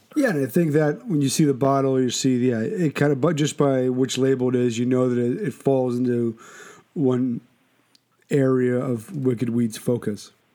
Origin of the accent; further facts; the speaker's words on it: Philadelphia, Pennsylvania, United States; now in Shelton, United States; I'm born and raised in Philadelphia